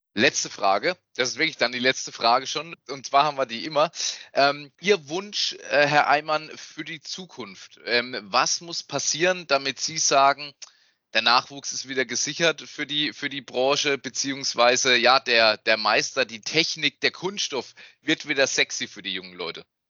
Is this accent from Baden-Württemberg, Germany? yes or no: yes; Wertheim, Baden-Württemberg, Germany; ich komme aus Wertheim. Ich bin auch da geboren und ich wohne